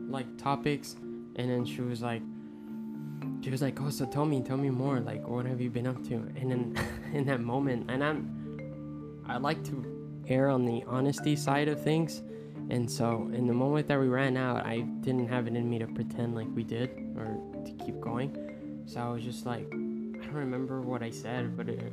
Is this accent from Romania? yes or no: no; Puerto Rico; English is a second language; moved away; when I came from Puerto Rico.